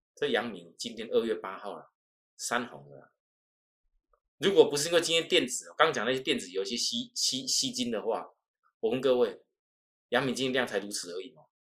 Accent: Taiwan; accent: Taiwanese; 我们这种台湾的口音

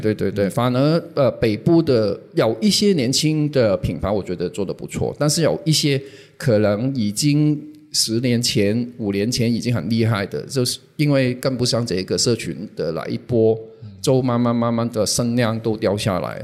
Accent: Hong Kong; 我是香港人，然后我之前是，一直是做杂志

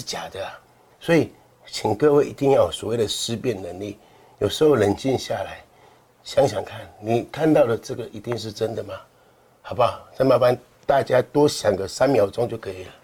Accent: Kaohsiung, Taiwan; 我们高雄人

